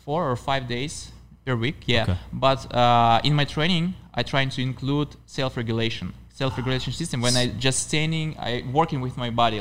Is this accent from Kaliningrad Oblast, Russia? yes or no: yes; Baltiysk, Kaliningrad Oblast, Russia; And my hometown is Baltisk.